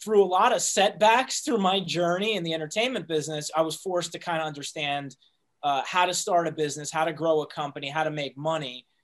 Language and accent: English; New Jersey, United States; moved away as an adult; also born or lived in New York; now in Los Angeles, United States; I'm originally from New Jersey